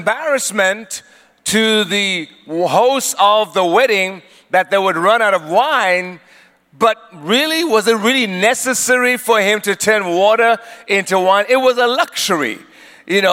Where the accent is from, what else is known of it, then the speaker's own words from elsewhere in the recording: Eswatini; also born or lived in South Africa; My dad was from Swaziland, and my mother is from South Africa. She is Zulu. My dad was Swazi. So I grew up in Swaziland, but I'm also a South African